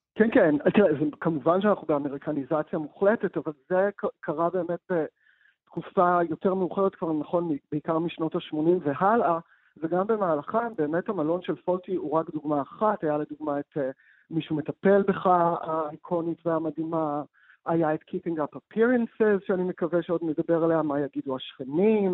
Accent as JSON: {"language": "Hebrew", "country": "Israel"}